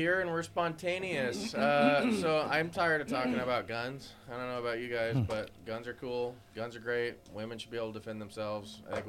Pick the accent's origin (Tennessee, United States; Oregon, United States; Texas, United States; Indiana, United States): Oregon, United States; I was born and raised in Oregon.